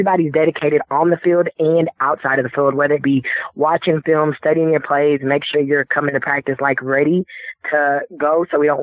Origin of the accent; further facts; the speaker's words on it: Dallas, Texas, United States; here in my hometown